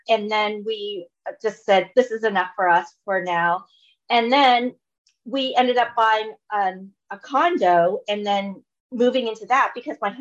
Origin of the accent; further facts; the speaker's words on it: Orange County, California, United States; moved away as an adult; also born or lived in Los Angeles; now in Toronto, Canada; I'm originally from Orange County. So an hour south of Los Angeles